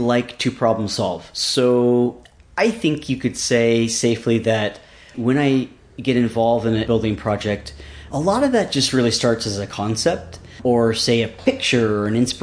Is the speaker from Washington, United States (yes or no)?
yes; Seattle, Washington, United States; also born or lived in Los Angeles, California / Alaska / Minnesota / north of San Francisco, California; now in Youngsville, United States; I was actually born in the LA region, and as a very young kid, I moved to Seattle, where I was raised for the most part, and a little bit in Alaska and also in Minnesota.